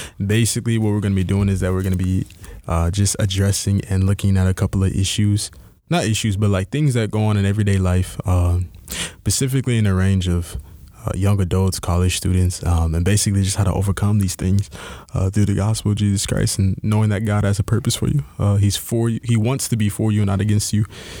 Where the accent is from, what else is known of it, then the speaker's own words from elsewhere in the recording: Houston, Texas, United States; also born or lived in Nigeria (ancestry); now in Milwaukee, United States; I'm from Houston, Texas, down south, H-Town till we drown